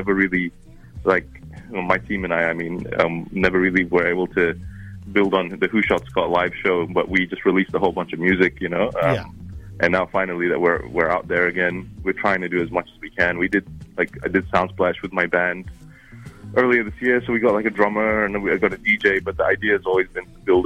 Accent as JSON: {"language": "English", "country": "New Zealand", "accent": "hybrid of Arabic and Kiwi", "said": "my accent, which is like a hybrid of Arabic and Kiwi"}